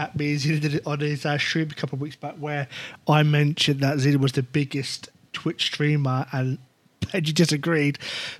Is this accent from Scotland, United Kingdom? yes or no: no; Wales, United Kingdom; I'm a proud Welshman, despite my accent.